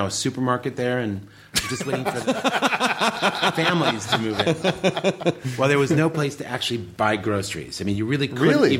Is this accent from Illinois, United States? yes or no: no; Detroit, Michigan, United States; also born or lived in Royal Oak; Well, I was born in Royal Oak, but I lived in the city of Detroit proper.